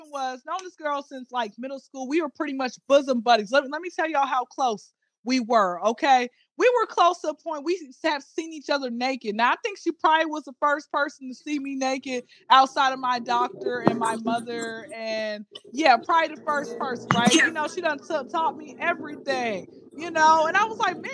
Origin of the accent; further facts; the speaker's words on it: Atlanta, Georgia, United States; I am from Atlanta, Georgia